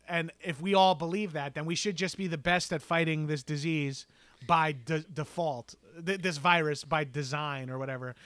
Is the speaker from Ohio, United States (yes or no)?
no; Long Island, New York, United States; moved away; also born or lived in Los Angeles; I'm from Long Island, and I've lived in New York City and Los Angeles.